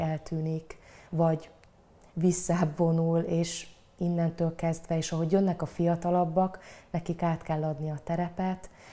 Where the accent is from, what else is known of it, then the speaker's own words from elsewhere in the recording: Cégénydányád, Szabolcs-Szatmár-Bereg, Hungary; also born or lived in Satu Mare, Romania / Fehérgyarmat, Hungary; A faluban, ahol felnőttem, ez Cégénydányád